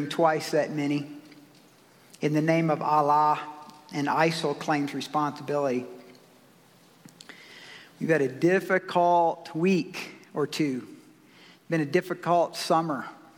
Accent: South Carolina, United States; I grew up in the South, so I have felt that before for sure. I remember when we integrated schools in 1970 in South Carolina and I was going into the 7th grade

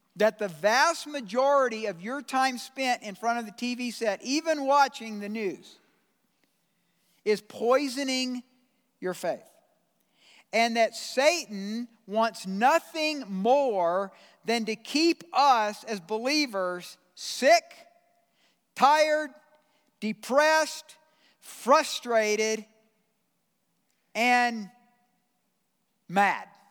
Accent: Georgia, United States; moved away; I'm from Georgia

